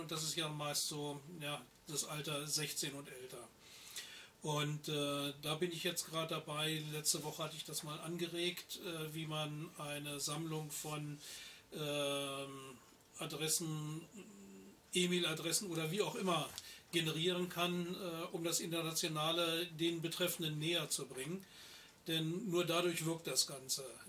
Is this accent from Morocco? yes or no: no; Germany; als Deutsche